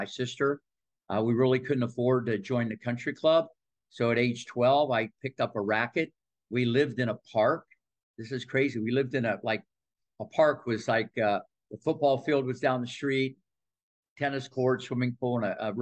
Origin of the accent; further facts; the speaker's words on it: Midwest, United States; moved away; also born or lived in Ohio Valley; growing up in the Midwest